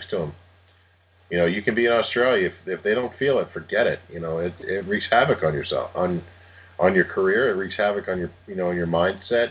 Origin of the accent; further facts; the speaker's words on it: Cleveland, Ohio, United States; moved away as an adult; also born or lived in Philadelphia; I grew up in Cleveland